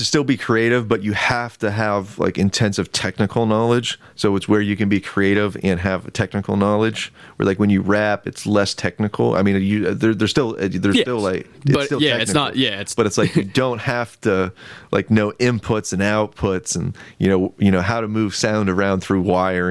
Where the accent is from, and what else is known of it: Renovo, Pennsylvania, United States; born or raised there; also born or lived in Lock Haven, Pennsylvania